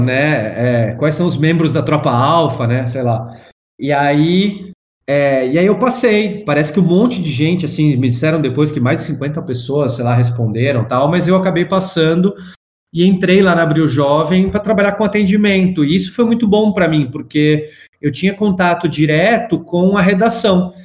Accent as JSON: {"language": "Portuguese", "region": "São Paulo", "country": "Brazil", "said": "fiz faculdade aqui em São Paulo, sou de São Paulo"}